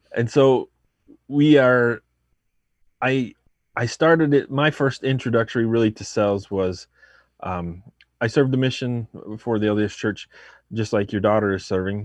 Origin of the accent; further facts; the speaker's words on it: Arizona, United States; also born or lived in Mesa, Arizona; I'm from Arizona, I live there now.